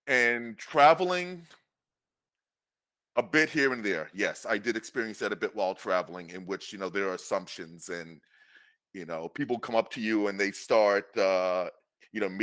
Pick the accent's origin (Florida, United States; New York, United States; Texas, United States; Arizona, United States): New York, United States; New York City; I grew up in New York City